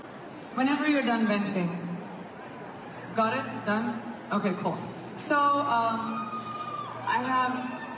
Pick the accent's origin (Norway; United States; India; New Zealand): India; I have many, many friends from Pakistan, and I am from India